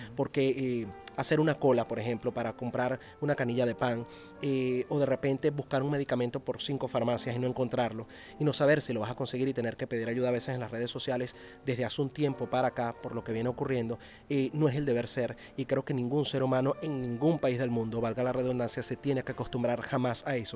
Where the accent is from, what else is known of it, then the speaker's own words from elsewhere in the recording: Venezuela; como periodista venezolano y, como venezolano en sí mismo, como, ciudadano de, ese país